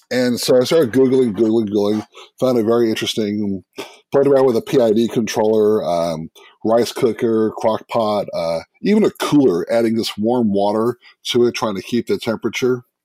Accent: New York City, New York, United States; moved away as an adult; now in Salem, United States; I was uh, born and raised in Brooklyn, New York.

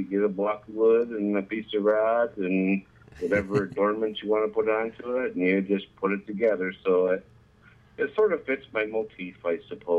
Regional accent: Mount Pleasant, Michigan, United States; Yes, I am. I'm actually live about 8 miles from the hospital I was born in, and oh, 20 miles from the hospital I was born in right here in Mount Pleasant, Michigan.

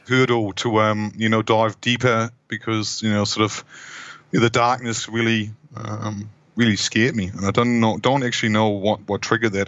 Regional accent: Hamburg, Germany; moved away as an adult; also born or lived in Wellington, New Zealand; now in New Zealand; originally from Hamburg in Germany, uh, that's where I grew up.

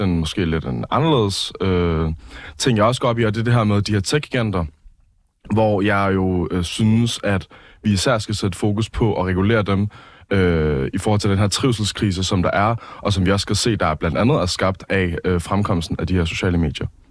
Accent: Copenhagen, Capital Region of Denmark, Denmark; jeg er opvokset i København

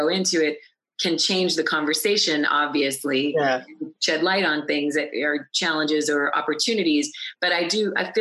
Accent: Scranton, Pennsylvania, United States; also born or lived in Jessup, Pennsylvania / the Poconos, Pennsylvania; I was born in Scranton, Pennsylvania

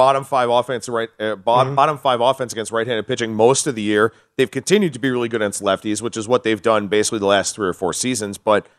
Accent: Cleveland, Ohio, United States; I'm born and raised in Cleveland

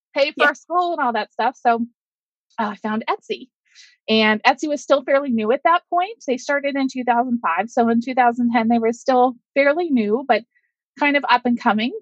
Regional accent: Pittsburgh, Pennsylvania, United States; I am from Pittsburgh, Pennsylvania

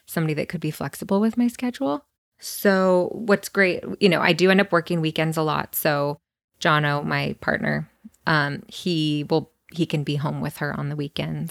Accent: Santa Cruz, California, United States; moved away as an adult; now in Los Angeles, United States; I was born and raised in Santa Cruz. Lived there my whole life

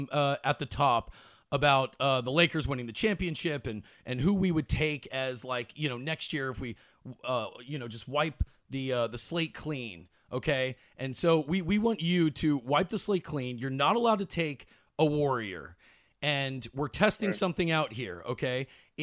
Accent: Dallas, Texas, United States; I'm from Dallas.

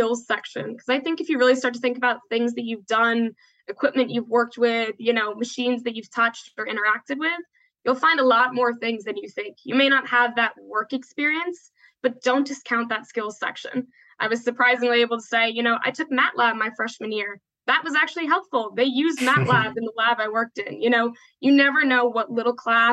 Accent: New York, United States; moved away as an adult; now in Atlanta, United States; I'm from New York originally, moved to Georgia to come to school.

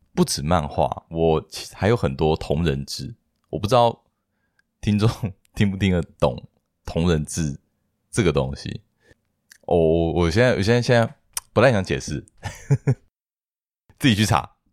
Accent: Hsinchu, Taiwan; moved away; 我是在新竹长大的

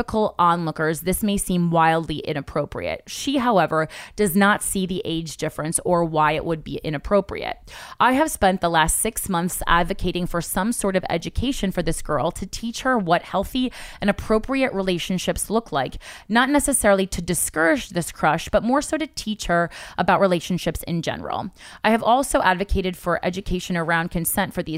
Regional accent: New Jersey, United States; I'm from Jersey, so we usually always hang out at the mall, like Friday nights

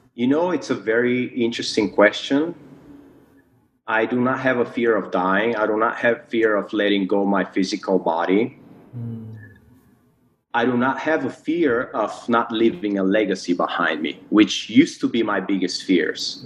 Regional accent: Bulgaria; moved away as an adult; also born or lived in United States; now in Malaysia; I was born and grew up in Bulgaria.

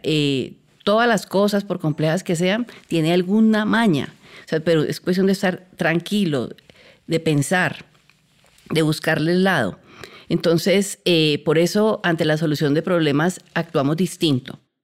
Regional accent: Cali, Valle del Cauca, Colombia; yo soy caleña

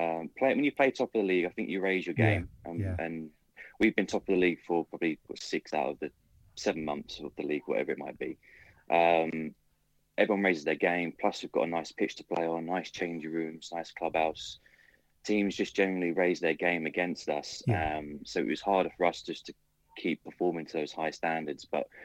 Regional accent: London, United Kingdom; I'm not from Berkshire.

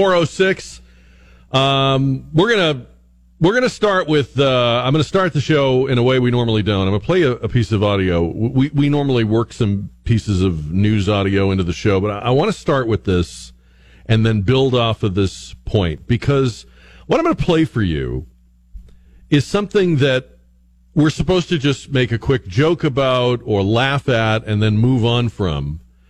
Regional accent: a town just outside of Boston, Massachusetts, United States; moved away; I grew up in the Northeast. I grew up in a town just outside of Boston.

